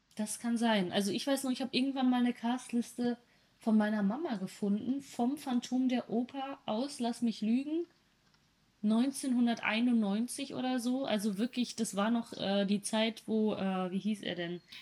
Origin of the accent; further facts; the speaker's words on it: North Rhine-Westphalia, Germany; Ich komme aus Ostwestfalen